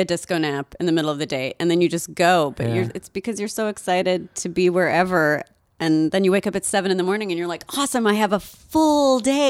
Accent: Colorado, United States; I'm from Colorado.

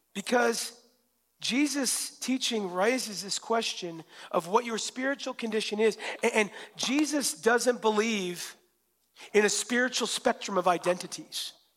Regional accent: Western Washington, United States; I'm from Western Washington

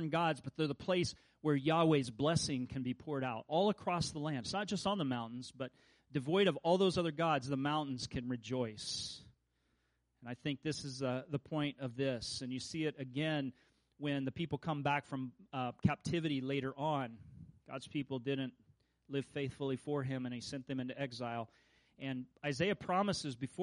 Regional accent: Kansas, United States; I'm from Kansas

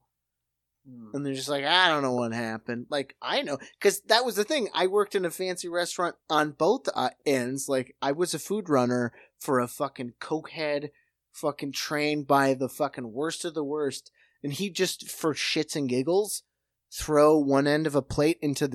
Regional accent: Midwest, United States; moved away; I'm from the Midwest

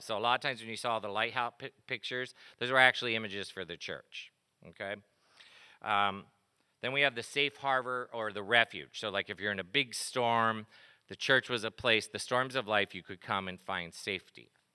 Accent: East Coast, United States; I grew up on the East Coast

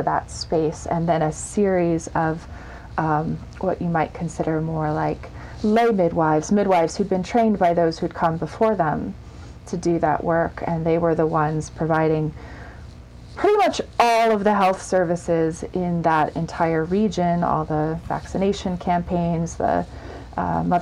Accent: United States; as an American, as a white person

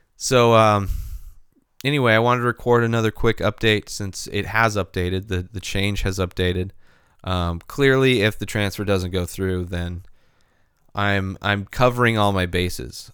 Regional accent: San Diego, California, United States; I am a pussy from San Diego, grown up in California.

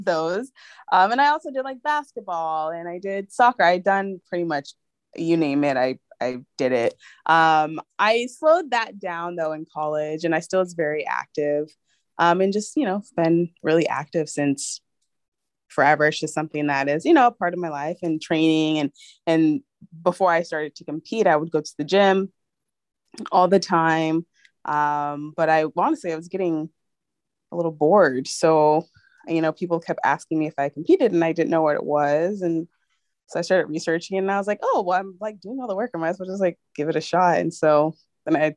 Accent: San Diego, California, United States; now in Los Angeles, United States; I am originally from San Diego

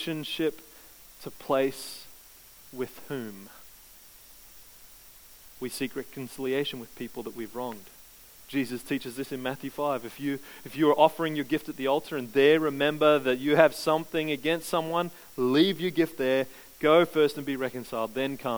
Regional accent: Queensland, Australia; I grew up in Queensland.

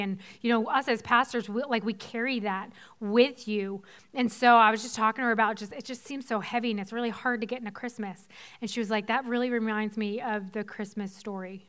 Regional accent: Weymouth, Massachusetts, United States; So I grew up in Boston. If you're familiar with the Boston area at all, I'm from the South Shore, from twelve miles outside the city, um, from a town called Weymouth

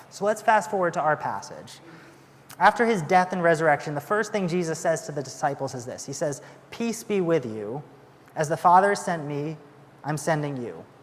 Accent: United Kingdom; And we're British, so we definitely don't say we loved each other.

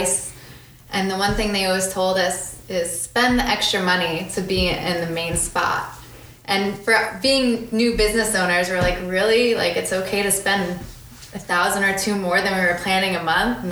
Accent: Farmingdale, New Jersey, United States; I'm from around here. I grew up in Farmingdale.

